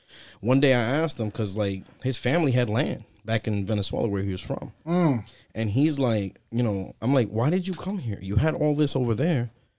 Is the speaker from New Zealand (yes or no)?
no; New York City, New York, United States; So, I am from the South Bronx. Nice. My parents raised me there. I was born in Lincoln Hospital. I spent like the first, 17 years of my life there.